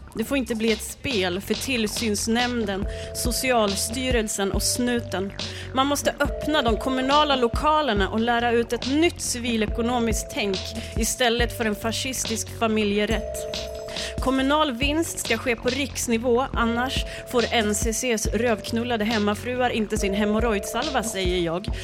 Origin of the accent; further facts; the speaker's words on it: Jämtland, Sweden; Jag är från Jämtland